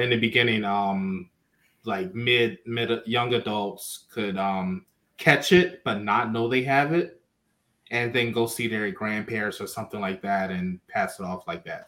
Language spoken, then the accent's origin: English; Philadelphia, Pennsylvania, United States; I'm from Philadelphia